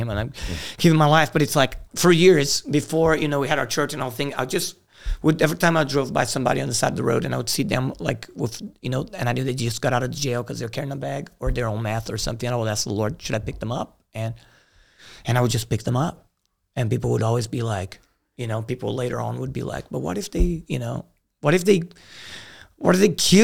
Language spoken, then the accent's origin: English; Brazil; moved away; also born or lived in Greenville; I grew up in Brazil. It's a violent place.